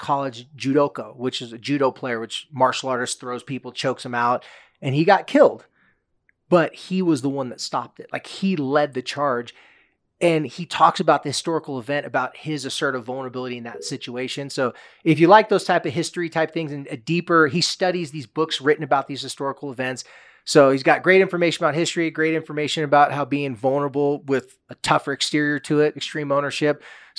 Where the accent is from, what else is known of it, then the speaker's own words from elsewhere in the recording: Southern California, United States; moved away; I'm from Southern California.